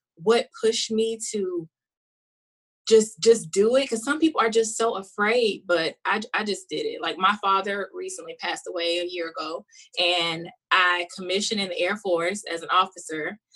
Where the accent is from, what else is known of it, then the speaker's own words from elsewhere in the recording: South Carolina, United States; now in Los Angeles, United States; I'm from South Carolina, so it is hot and humid.